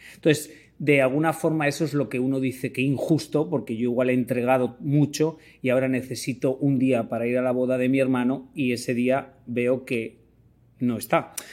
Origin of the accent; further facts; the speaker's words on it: Venezuela; Soy de Venezuela